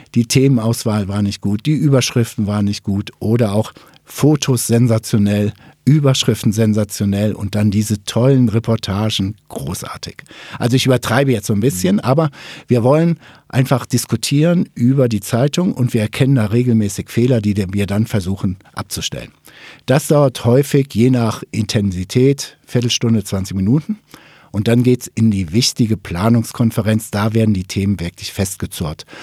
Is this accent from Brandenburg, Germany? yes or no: no; Ruhr area, North Rhine-Westphalia, Germany; Ich komme ja aus dem Ruhrgebiet